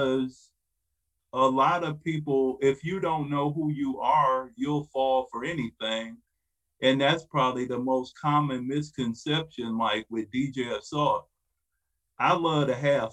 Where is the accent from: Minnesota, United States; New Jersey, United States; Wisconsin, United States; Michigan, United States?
Michigan, United States; Detroit; I was born and raised in Detroit. But at 7, we moved to the suburbs.